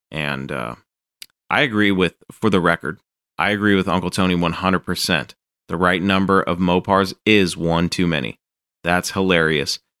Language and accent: English; Calgary, Alberta, Canada; The original owner purchased it new in 1965 in my hometown of Calgary.